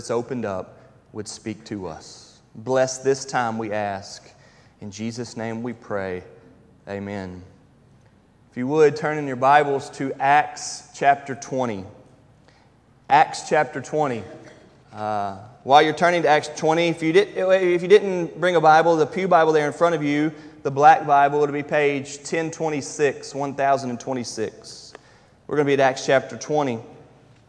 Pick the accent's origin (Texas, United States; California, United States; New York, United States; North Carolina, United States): North Carolina, United States; Charlotte; moved away as an adult; also born or lived in Tifton, Georgia; I was raised in Charlotte, North Carolina